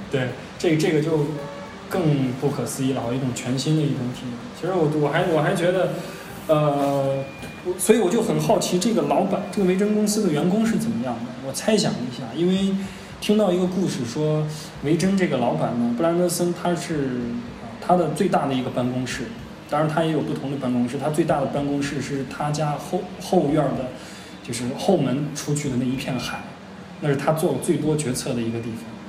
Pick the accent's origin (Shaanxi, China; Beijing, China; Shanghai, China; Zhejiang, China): Shaanxi, China; Xi'an; 他也和我一样是一个土生土长的西安人